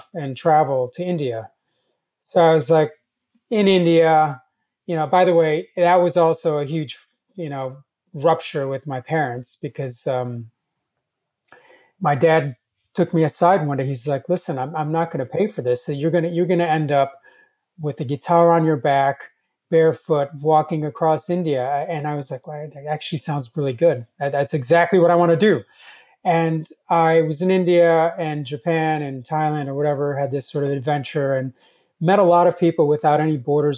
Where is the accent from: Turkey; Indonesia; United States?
Turkey; moved away; I wasn't born in this country. I was born in Turkey.